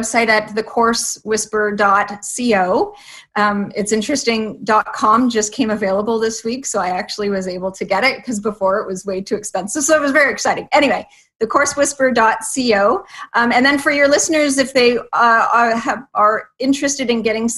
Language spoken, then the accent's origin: English; Canada; also born or lived in Toronto area, Ontario; I live in just outside of Toronto, so I'm Canadian